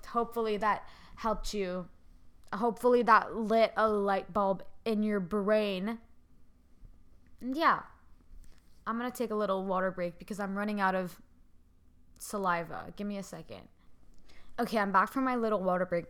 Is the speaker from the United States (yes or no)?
no; Canada; I'm Canadian